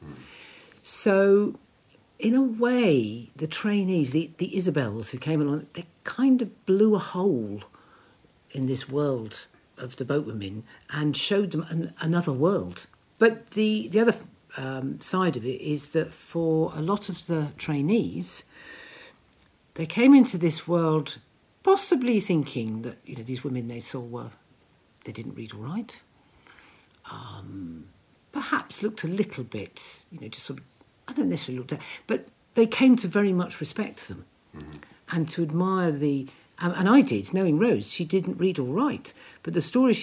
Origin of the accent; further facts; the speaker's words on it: New Zealand; now in United Kingdom; I was born in New Zealand. I came here in the UK in 1977